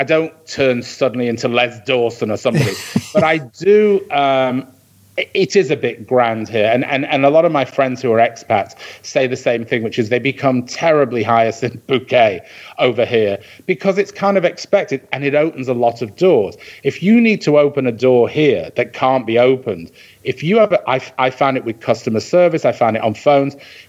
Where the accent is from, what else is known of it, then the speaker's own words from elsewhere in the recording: Bury, North West England, United Kingdom; now in New York, United States; I'm from Bury.